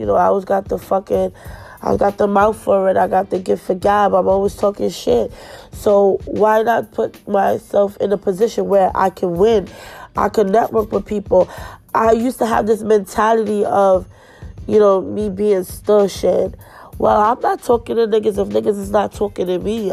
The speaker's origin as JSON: {"language": "English", "town": "New York City", "region": "New York", "country": "United States", "tie": "born or raised there", "moved": "yes", "said": "We grew up together in Flatbush."}